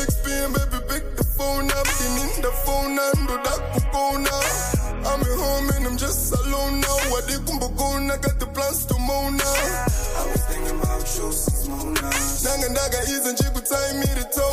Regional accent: Chitungwiza, Harare, Zimbabwe; I'm a rapper from Chitungwiza, Chitown, and I represent MEG, Masala Del Ghetto.

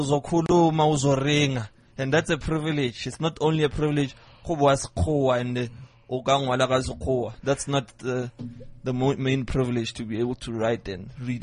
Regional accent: Soweto, Gauteng, South Africa; I'm from Dofaya in Soweto. Yeah, Meadowlands, Zone 3

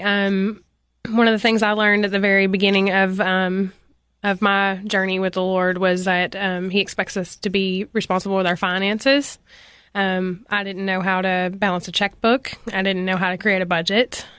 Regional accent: Cookeville, Tennessee, United States; I was born in Cookville, Tennessee, um, where I went to school until seventh grade, and then at seventh grade, I transferred to Upperman Middle

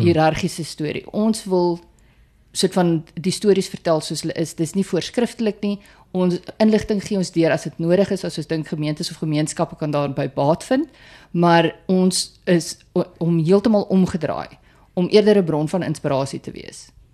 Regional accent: Putsonderwater, Northern Cape, South Africa; moved away; ek 'n boerling van put onder water is en ja, die plek bestaan werklik.

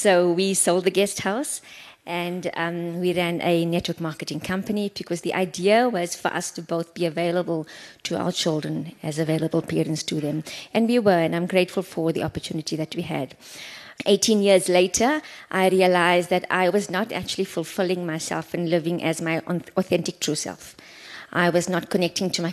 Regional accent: Johannesburg, Gauteng, South Africa; moved away as an adult; now in Cape Town, South Africa; I grew up in Johannesburg

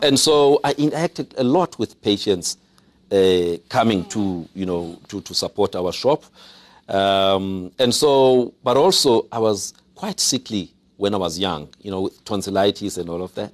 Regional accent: Mthatha, Eastern Cape, South Africa; also born or lived in Pondoland, Eastern Cape; I grew up in Umtata

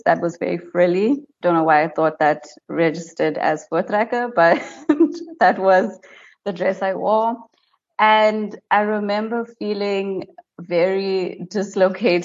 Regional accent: White River, Mpumalanga, South Africa; I grew up in White River, which is a small town in Mpumalanga

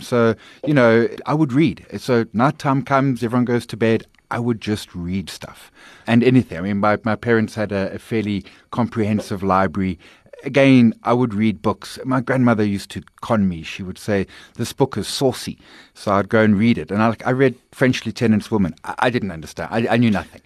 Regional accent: KwaZulu-Natal, South Africa; also born or lived in Bulwer / Pinetown / Durban; I'm a K Z N boy. I lived there all of my schooling life, although moved around bunches. But, uh, K Z N born, educated in, in, in KwaZulu-Natal

